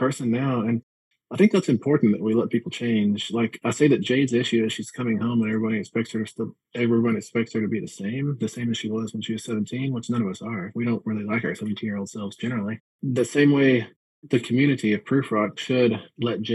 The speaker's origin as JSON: {"language": "English", "town": "Midland", "region": "Texas", "country": "United States", "tie": "born or raised there", "also_born_or_lived": "Montana", "moved": "yes", "lives_now": "Colorado, United States", "said": "my hometown of Midland, Texas"}